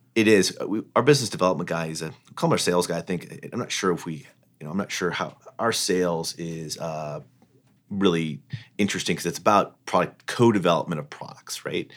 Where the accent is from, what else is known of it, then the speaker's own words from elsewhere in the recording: Fort Wayne, Indiana, United States; moved away; growing up in Fort Wayne, Indiana